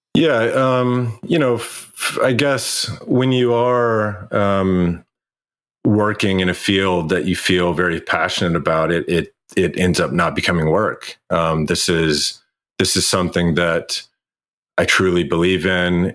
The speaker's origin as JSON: {"language": "English", "region": "Kentucky", "country": "United States", "tie": "born or raised there", "moved": "yes", "said": "I went home where I grew up in Kentucky"}